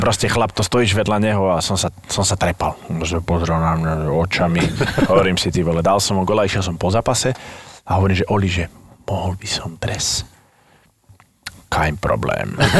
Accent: Slovakia; moved away as an adult; also born or lived in Nuremberg, Germany; som Slovák, dneska to viem

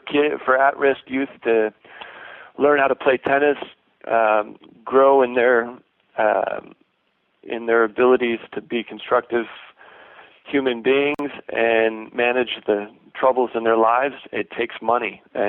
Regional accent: Lansing, Michigan, United States; which is my nonprofit organization up in Lansing, Michigan, my hometown.

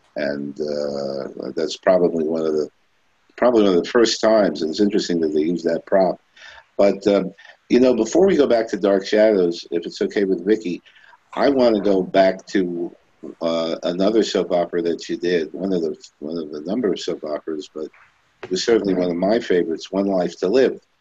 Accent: New York City, New York, United States; I was born in Brooklyn.

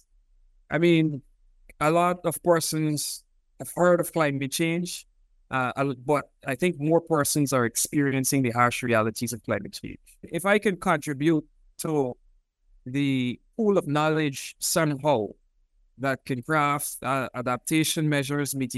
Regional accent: Georgetown, Demerara-Mahaica, Guyana; moved away as an adult; also born or lived in Cuba / Reading, United Kingdom; I was born in Georgetown, Guyana. I grew up in Guyana.

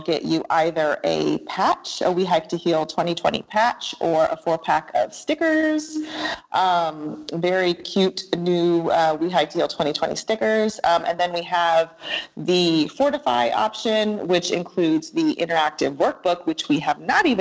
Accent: Germany; moved away; I grew up in Germany

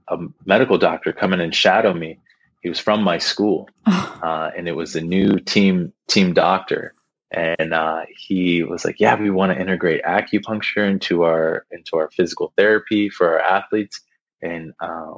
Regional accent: Columbus, Ohio, United States; moved away; also born or lived in Saginaw, Michigan; We're from Columbus, Ohio

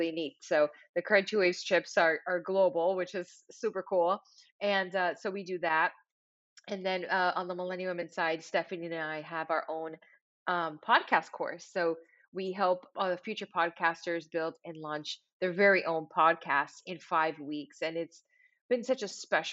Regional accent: Miami, Florida, United States; moved away as an adult; now in Los Angeles, United States; growing up in Miami, Florida

